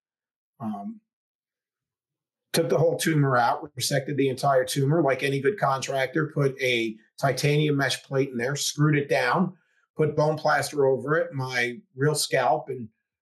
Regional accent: the Poconos, Pennsylvania, United States; I'm from the Poconos originally

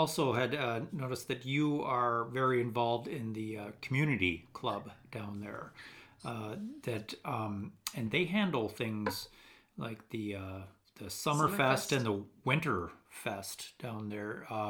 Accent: Stillwater, Minnesota, United States; we are from Stillwater, which is also a small town.

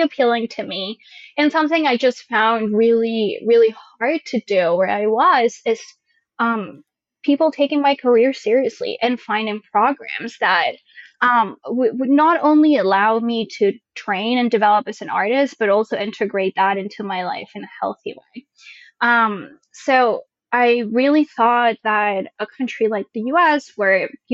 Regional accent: a town outside of Madrid, Community of Madrid, Spain; English is a second language; moved away as an adult; now in United States; I was born in a town outside of Madrid and then grew up also in another town outside of Madrid until I was like 18, which is when I first came to the U.S.

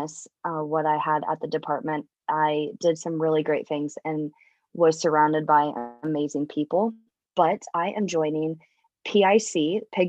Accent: Riverside, Iowa, United States; I grew up in Southeast Iowa on my family's farm

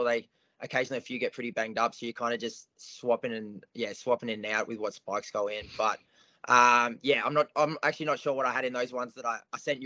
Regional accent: King Island, Tasmania, Australia; now in Melbourne, Australia; all my mates I grew up with on King Island

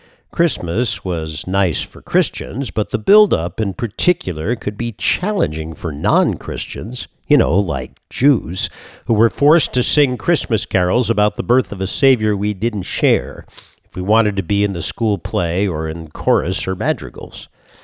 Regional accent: California, United States; growing up in California

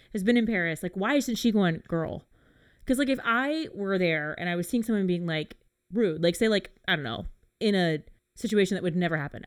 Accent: England, United Kingdom; being an English person

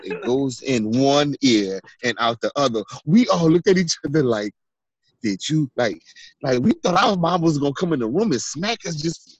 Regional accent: California, United States; born there; And so, look, I was born in California, right?

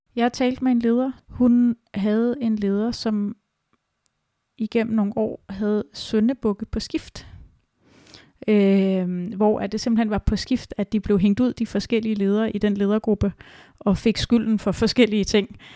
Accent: Denmark

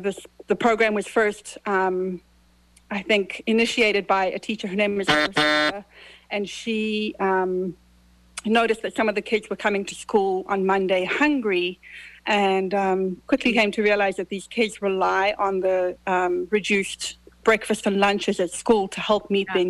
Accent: Zimbabwe; now in United States; I was born in Zimbabwe. You hear I have an accent.

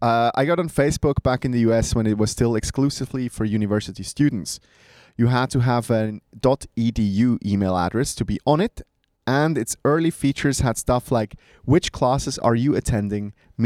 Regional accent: Bern, Switzerland; English is a second language; Now, I contest this because I'm from Bern, motherfucker.

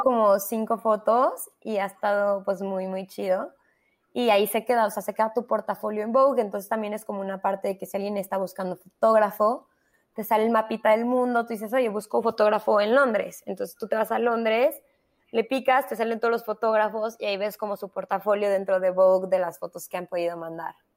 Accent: Mexico; also born or lived in London; nosotros como mexicanos

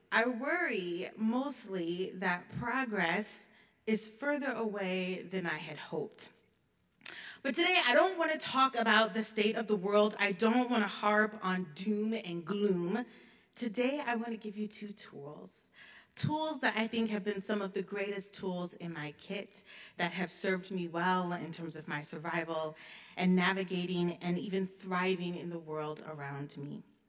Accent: Illinois, United States; moved away; also born or lived in Detroit, Michigan / Grand Forks, North Dakota; I was raised in Illinois

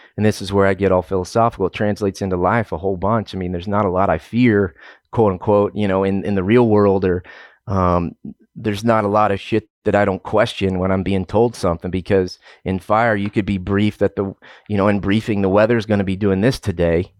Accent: Oklahoma, United States; moved away as an adult; also born or lived in Southern New Mexico / Southern California / Eastern Montana / Southern Illinois; I'm originally from Oklahoma

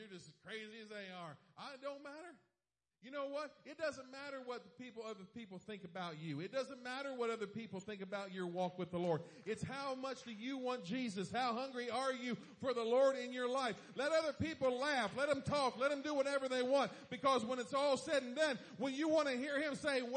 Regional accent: East Coast, United States; moved away; I'm from the East Coast

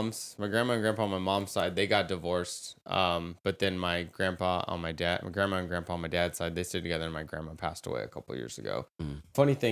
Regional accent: California, United States; I'm from California.

